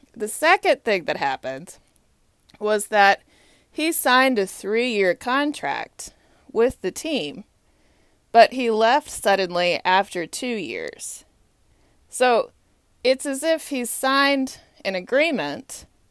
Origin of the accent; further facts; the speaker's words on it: Texas, United States; I grew up in Texas